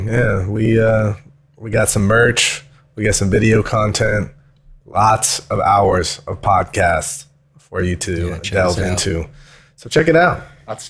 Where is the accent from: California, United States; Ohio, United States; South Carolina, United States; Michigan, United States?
California, United States; Castro Valley; I'm from Castro Valley.